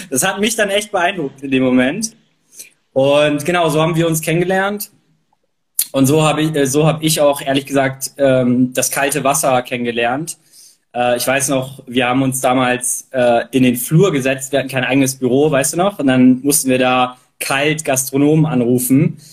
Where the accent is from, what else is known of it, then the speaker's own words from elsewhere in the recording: Germany; Also ich bin ähm, hier in der Nähe von Hamburg äh, aufgewachsen und habe dann Abi gemacht, wusste nicht genau, was ich machen möchte.